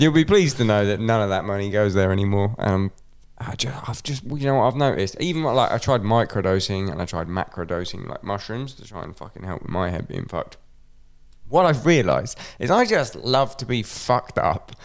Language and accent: English; Scotland, United Kingdom; me being Scottish